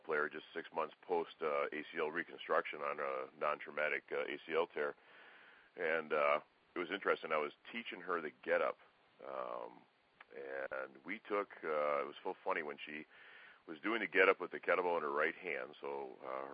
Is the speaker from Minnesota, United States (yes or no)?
yes; Minneapolis, Minnesota, United States; moved away; I'm originally from Minneapolis